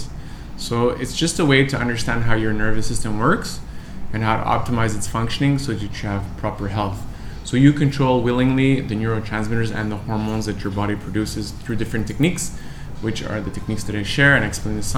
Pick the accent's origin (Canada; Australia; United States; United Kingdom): Canada; I'm from Canada